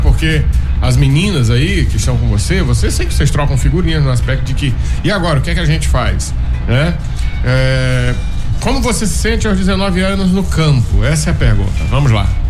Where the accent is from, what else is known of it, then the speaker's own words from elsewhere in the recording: Imperatriz, Maranhão, Brazil; Imperatriz é minha terra